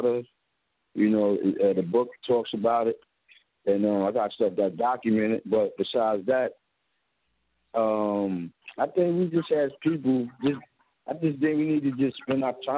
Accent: Jersey City, New Jersey, United States; I grew up in Jersey City.

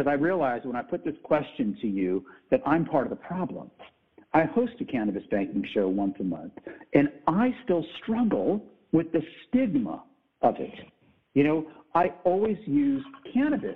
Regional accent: Texas, United States; also born or lived in Fall River, Massachusetts; I'm a Texan born and bred

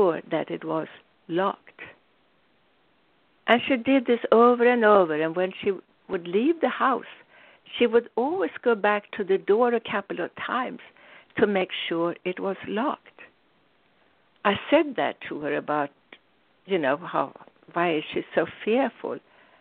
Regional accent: Sweden; When I grew up in Sweden

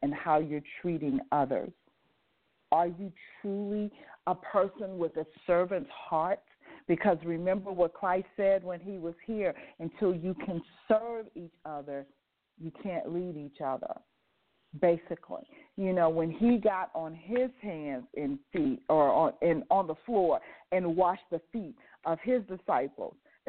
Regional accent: Las Vegas, Nevada, United States; I grew up in Las Vegas, and I grew up in Las Vegas in the 50s, 60s, and 70s

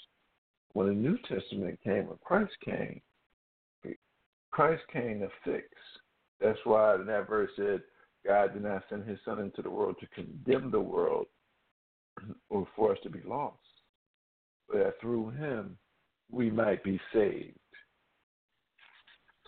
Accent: Philadelphia, Pennsylvania, United States; born and raised in Philadelphia

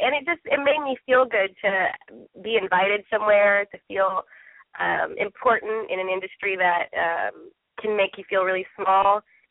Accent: Midwest, United States; now in East Coast, United States; I'm actually from the Midwest, which is similar to the South, but I live on the East Coast now

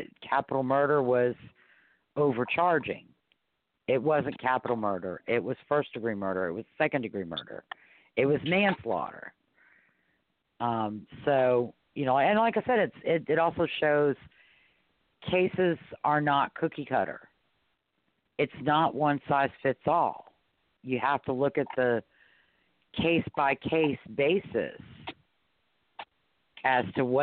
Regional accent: New Orleans, Louisiana, United States; I was raised in New Orleans

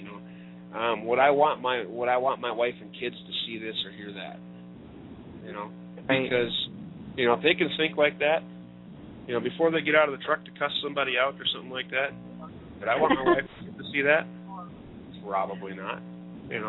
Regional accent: Minnesota, United States; my home state of Minnesota

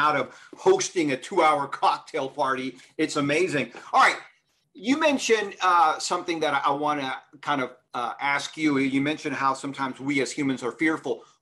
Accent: Houston, Texas, United States; moved away; also born or lived in New York; I grew up in Houston.

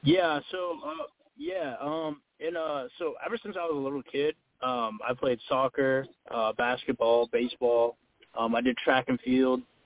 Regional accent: Massachusetts, United States; moved away as an adult; now in Florida, United States; I'm from Massachusetts originally

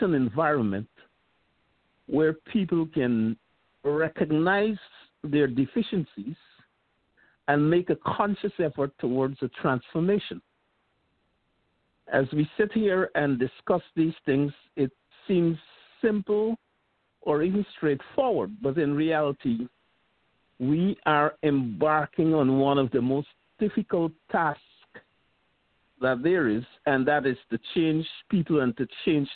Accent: Guyana; also born or lived in Queens, New York; now in New York, United States; I am originally from Guyana

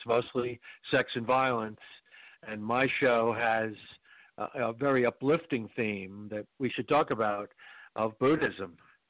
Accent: northern New Jersey, United States; moved away as an adult; also born or lived in New York City / Virginia / Los Angeles; born Columbia Presbyterian Hospital, but grew up in northern New Jersey.

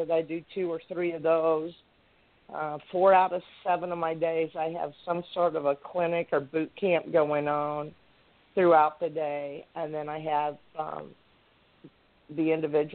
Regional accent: South Texas, United States; also born or lived in Arizona; now in Anchorage, United States; I grew up in South Texas

